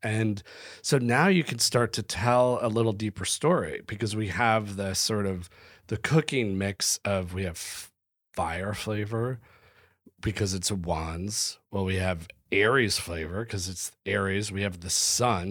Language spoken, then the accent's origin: English; United States; As an American